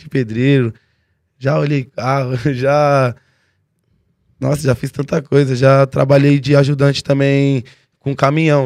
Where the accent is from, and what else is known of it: São Paulo, Brazil; born or raised there; also born or lived in Mongaguá